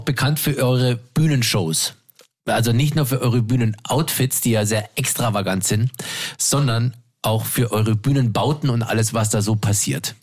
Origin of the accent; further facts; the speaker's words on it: Landsberg am Lech, Bavaria, Germany; moved away; im kleinen beschaulichen Landsberg am Lech, wo ich damals noch gewohnt habe und, und wo ich herkomme